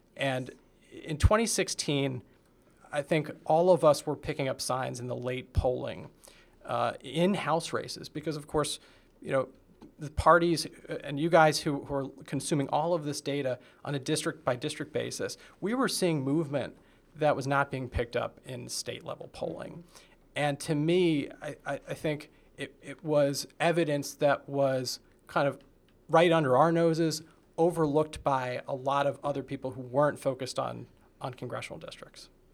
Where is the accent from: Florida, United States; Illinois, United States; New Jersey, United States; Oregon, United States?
New Jersey, United States; Montgomery; moved away; also born or lived in Virginia; I'm from Montgomery, New Jersey, which is near Princeton.